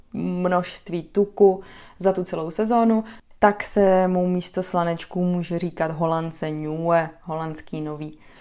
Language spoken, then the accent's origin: Czech; Czechia; moved away as an adult; now in Netherlands; jako Češka